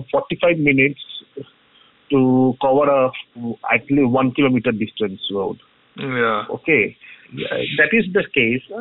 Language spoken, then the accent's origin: English; Kolkata, West Bengal, India; actually, the place from where I come from, uh, it's a hardcore Mohun supporter. Yeah, I'm from Soa Bazaar.